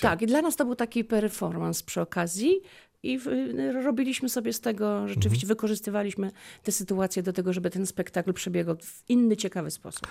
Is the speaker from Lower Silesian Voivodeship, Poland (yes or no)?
yes; Lubin, Lower Silesian Voivodeship, Poland; also born or lived in Polkowice / Głogów / Legnica; urodziłam się w Polkowicach, mhm. E, w Lubinie szkoła podstawowa